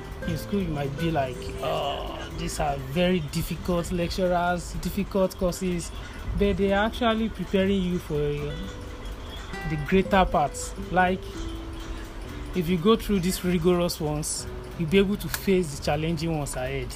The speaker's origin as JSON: {"language": "English", "region": "Ondo", "country": "Nigeria", "tie": "born or raised there", "said": "I'm a native of Ondo State. I'm from Ondo West local government of Ondo State, Ondo Town itself."}